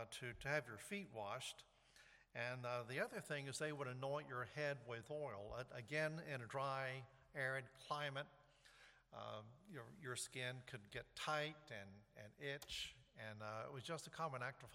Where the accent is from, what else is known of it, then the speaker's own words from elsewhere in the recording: the South, United States; moved away; also born or lived in New York; I grew up in the South